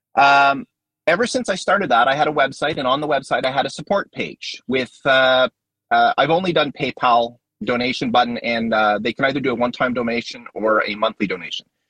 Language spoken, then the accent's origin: English; Canada; I'm Canadian